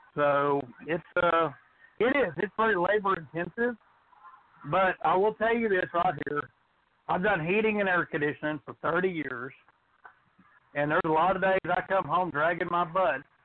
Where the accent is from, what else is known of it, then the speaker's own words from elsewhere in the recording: New Mexico, United States; now in Texas, United States; I live in Texas now. I've lived in Texas for oh, I don't know, 25, 26 years. So mm-hmm. growing up where I grew up, I grew up in New Mexico